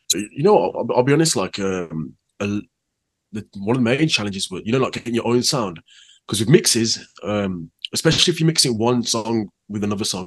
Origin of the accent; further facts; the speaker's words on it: Birmingham, West Midlands, United Kingdom; also born or lived in Handsworth; I was lived there till I was about four. Um, then I moved to Handsworth Wood. So a lot of the time I spent with my nanny. Though my nanny lived in Handsworth